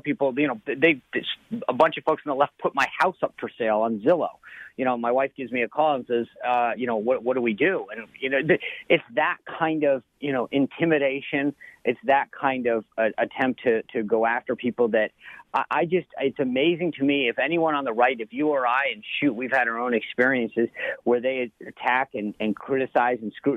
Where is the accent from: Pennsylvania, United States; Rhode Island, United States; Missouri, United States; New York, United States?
Rhode Island, United States; moved away; I grew up in Rhode Island